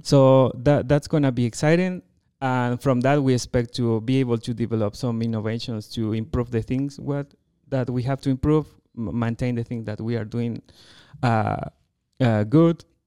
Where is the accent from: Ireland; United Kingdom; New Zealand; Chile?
Chile; first language Spanish; English is a second language; moved away as an adult; also born or lived in United States / France; now in Colorado, United States; I am from Chile, uh, you know, from that very long country, a narrow country, very south in the world.